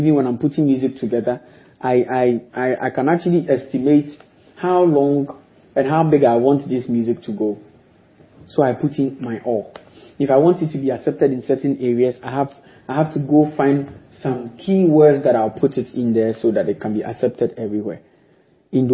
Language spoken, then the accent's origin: English; Accra, Greater Accra, Ghana; I was a young boy who was being nurtured in Fadama. And it's not easy in Fadama.